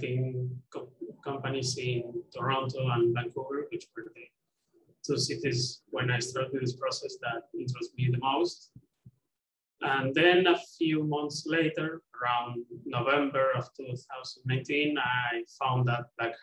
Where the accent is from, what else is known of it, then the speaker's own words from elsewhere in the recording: Argentina; I'm from Argentina